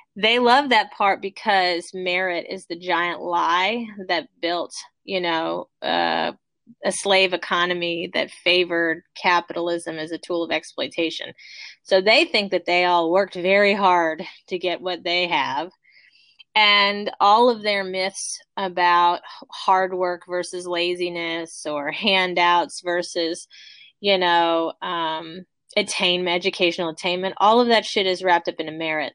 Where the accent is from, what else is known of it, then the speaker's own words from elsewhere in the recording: United States; as an American culture